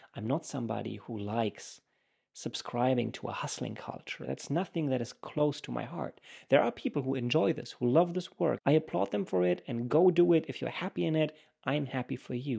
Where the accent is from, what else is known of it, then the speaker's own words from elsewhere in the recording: Germany; moved away as an adult; also born or lived in United States; I come from Germany